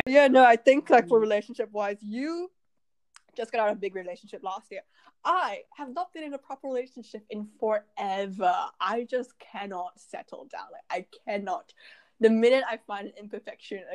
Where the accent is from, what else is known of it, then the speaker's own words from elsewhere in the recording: Malaysia; growing up in Asia, you just don't. Like, nobody talks about it. Like, you know, in Malaysia